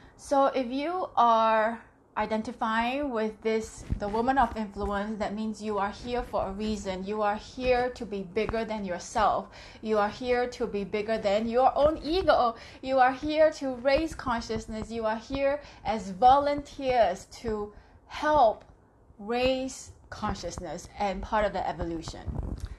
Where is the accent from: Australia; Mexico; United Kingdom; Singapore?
Singapore; I am from Singapore